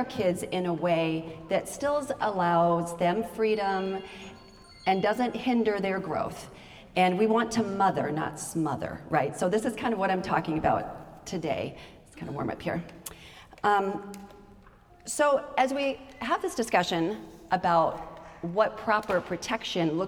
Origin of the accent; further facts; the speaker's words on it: Idaho, United States; I grew up in Idaho